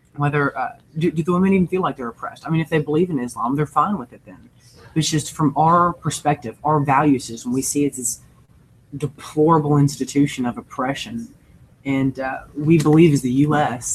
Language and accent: English; United States; we are fairly arrogant as American people.